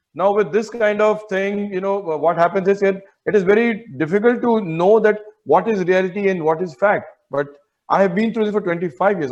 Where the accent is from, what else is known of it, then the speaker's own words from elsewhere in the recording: Mumbai, Maharashtra, India; I have lived all my life in northern Mumbai, say in Ghatkopar area and Victoria